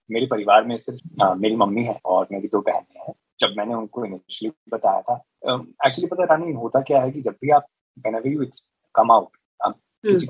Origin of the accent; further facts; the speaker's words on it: Punjab, India; मैंने बचपन से यही सुना था कि हाँ यू नो मैं पंजाबी हूँ